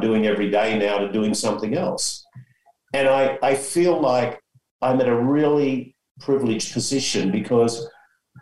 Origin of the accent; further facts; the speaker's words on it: Australia; now in San Diego, United States; me being an Aussie